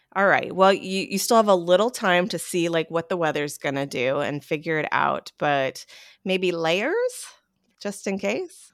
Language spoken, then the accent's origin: English; Hendersonville, North Carolina, United States; I am born and raised in Hendersonville, didn't leave until I went away to college.